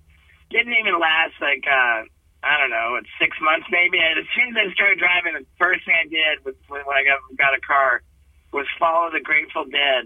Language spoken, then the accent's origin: English; Connecticut, United States; also born or lived in England / Brazil / Venezuela; I was born in England and, you know, my family moved to Brazil when I was just 6 months old. I spoke my first words in Portuguese. We moved to Venezuela when I was two and I spoke Spanish in nursery school. We moved to Connecticut when I was four